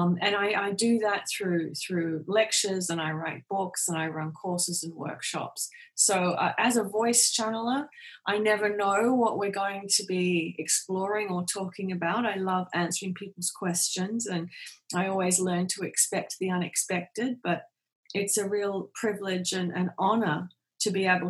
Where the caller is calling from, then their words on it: Perth, Western Australia, Australia; I'm joining from Perth in Western Australia. So right on the other side of the world from where you are.